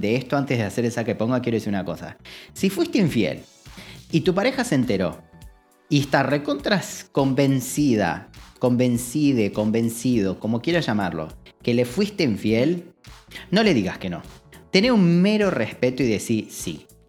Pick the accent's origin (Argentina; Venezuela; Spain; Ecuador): Argentina; como en Argentina, muchas veces, digo, lo mamamos por TV y lo mamamos en casa